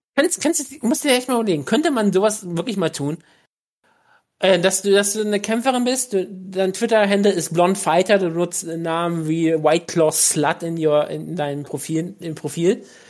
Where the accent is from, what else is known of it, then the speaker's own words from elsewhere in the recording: Germany; ich bin Deutscher